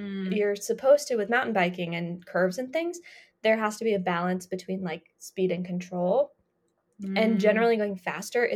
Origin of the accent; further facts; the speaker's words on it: Colorado, United States; growing up in Colorado